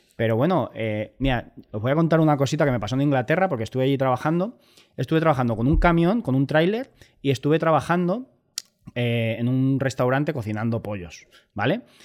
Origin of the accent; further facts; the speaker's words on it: Albacete, Castilla-La Mancha, Spain; moved away as an adult; also born or lived in Mallorca; yo soy de Albacete